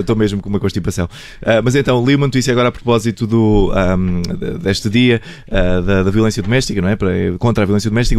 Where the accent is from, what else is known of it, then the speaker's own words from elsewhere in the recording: Portugal; enquanto portugueses estamos todos de parabéns